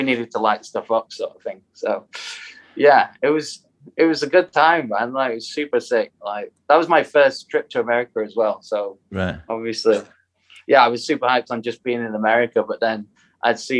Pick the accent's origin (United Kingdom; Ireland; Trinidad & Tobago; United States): United Kingdom; we're so British